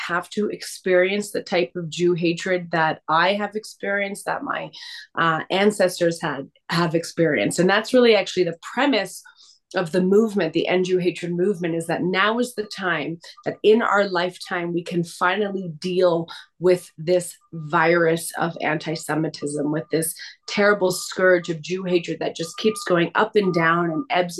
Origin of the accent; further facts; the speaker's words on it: Canada; I was born and raised in Canada.